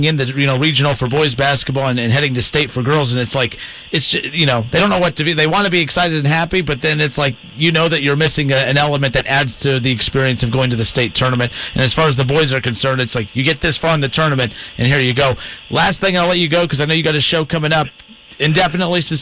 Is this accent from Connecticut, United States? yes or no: no; Van Wert, Ohio, United States; I'm from Van Wert.